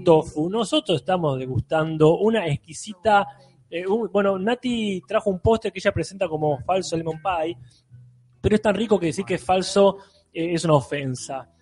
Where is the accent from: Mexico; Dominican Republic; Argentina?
Argentina; La Plata, Buenos Aires Province; lo que somos acá de La Plata